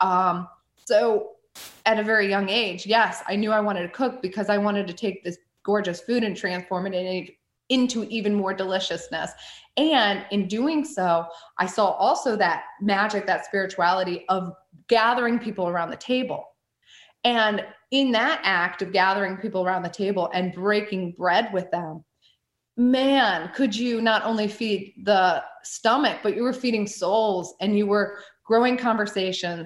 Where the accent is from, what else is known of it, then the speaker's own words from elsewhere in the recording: rural Northeastern Ohio, United States; I grew up in rural Northeastern Ohio, about an hour away from Cleveland